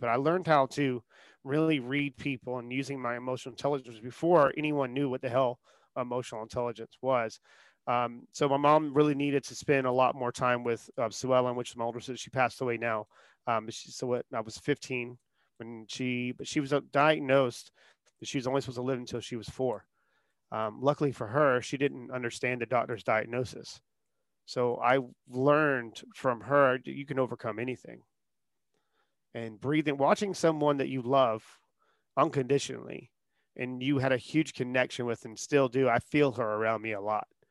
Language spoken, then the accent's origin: English; Charleston, South Carolina, United States; born and raised in Charleston, South Carolina